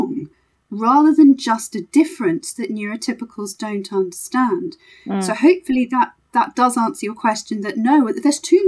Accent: Sunderland, North East England, United Kingdom; moved away; also born or lived in Leeds / Harrogate / Cobham; I'm originally from Sunderland

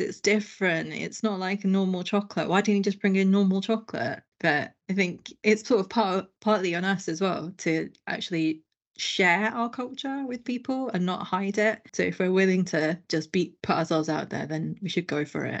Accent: London, United Kingdom; I grew up in London.

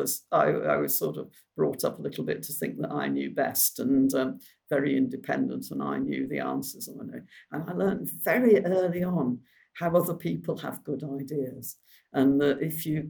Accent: Bolton, North West England, United Kingdom; also born or lived in Cheshire; I was brought up in near Bolton.

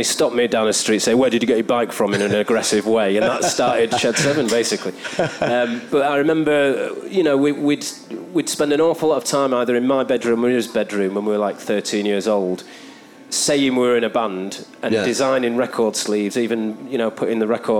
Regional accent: Stockport, North West England, United Kingdom; Of growing up in Stockport, because I was quite young.

